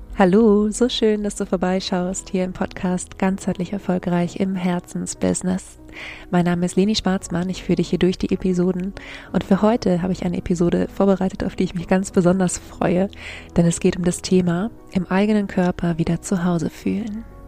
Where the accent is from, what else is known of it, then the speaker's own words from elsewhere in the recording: Germany; hier bei uns in Deutschland